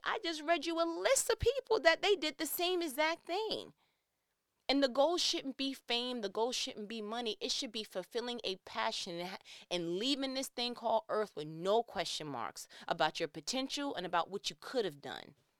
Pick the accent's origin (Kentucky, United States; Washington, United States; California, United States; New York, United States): New York, United States; I'm from New York